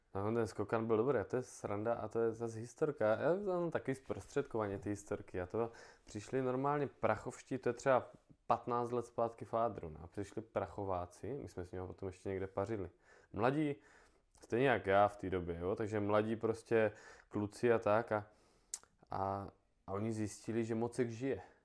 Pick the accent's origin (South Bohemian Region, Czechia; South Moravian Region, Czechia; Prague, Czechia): South Moravian Region, Czechia; Brno; já jsem Brňák